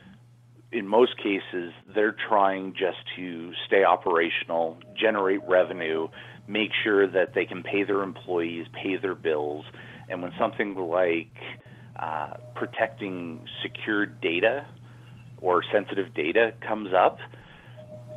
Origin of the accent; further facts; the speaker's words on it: Canada; moved away as an adult; now in San Francisco, United States; I'm Canadian. I came here and living in San Francisco now